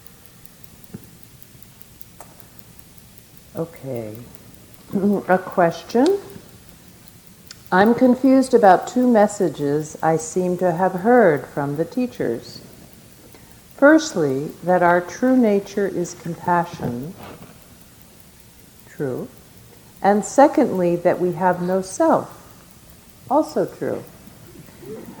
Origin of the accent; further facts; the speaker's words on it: United States; as an American tourist